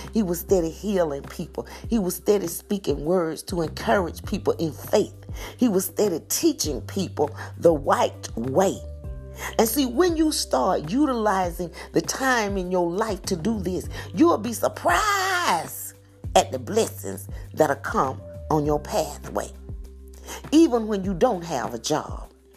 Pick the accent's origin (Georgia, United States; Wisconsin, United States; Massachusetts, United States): Georgia, United States; hometown near Macon; moved away as an adult; my hometown